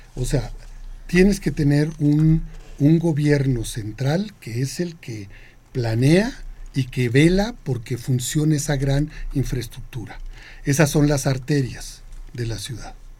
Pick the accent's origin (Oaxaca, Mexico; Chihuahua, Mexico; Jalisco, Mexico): Chihuahua, Mexico; also born or lived in Sonora / Ciudad Juárez; mi infancia fue en Ciudad Juárez hasta los 11, 12 años, y, el resto fue en Chihuahua, Chihuahua